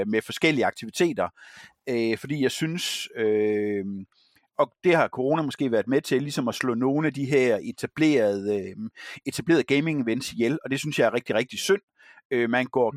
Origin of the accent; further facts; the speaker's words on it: Herning, Central Denmark Region, Denmark; moved away; min fødeby